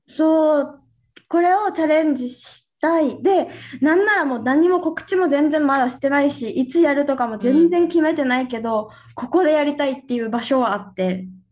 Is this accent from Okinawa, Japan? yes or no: yes; Okinawa, Japan; 私の地元沖縄よね